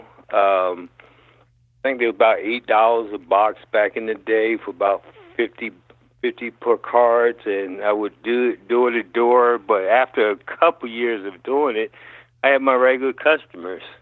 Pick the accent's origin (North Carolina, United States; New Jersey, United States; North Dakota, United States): New Jersey, United States; Neptune; moved away as an adult; also born or lived in Cincinnati, Ohio; now in Atlanta, United States; I grew up in Neptune, New Jersey, which is on the shore coast near Asbury Park, New Jersey